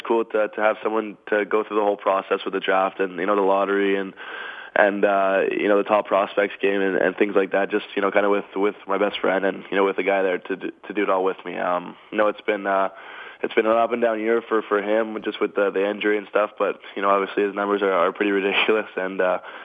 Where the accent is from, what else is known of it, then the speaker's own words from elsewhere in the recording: Mississauga, Ontario, Canada; I'm from Mississauga